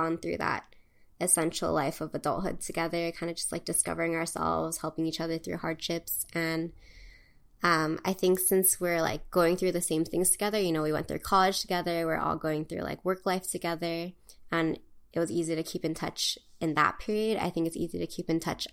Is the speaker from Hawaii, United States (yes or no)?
yes; Hawaii, United States; moved away as an adult; also born or lived in California; growing up in Hawaii